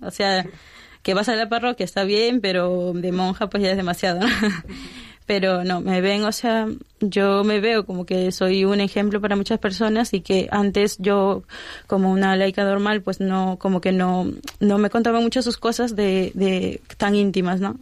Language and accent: Spanish; Lima, Peru; moved away as an adult; now in Spain; me fui a Lima, a mi tierra